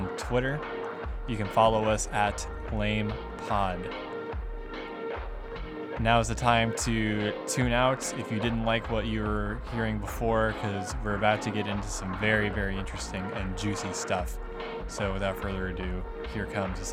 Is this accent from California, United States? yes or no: no; Northern Kentucky, United States; now in Lexington, United States; me being from Northern Kentucky